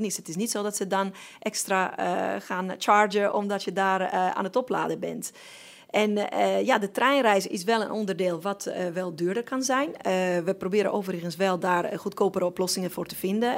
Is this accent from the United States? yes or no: no; Sardinia, Italy; now in Netherlands; ik hoor wel op Sardinië, ik ben wel Italiaans, ik voel me nog steeds 100% Italiaans